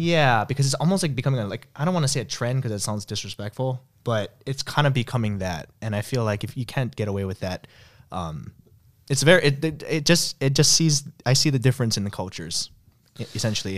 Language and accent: English; United States; I'm an American